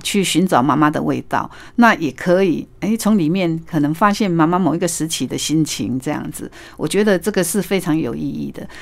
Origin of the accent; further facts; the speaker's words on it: Taiwan; 所以它的那个春卷跟我们台式的春卷是不一样的